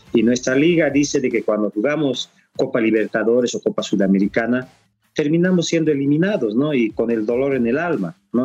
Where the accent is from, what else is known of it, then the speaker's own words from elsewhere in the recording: Bolivia; como boliviano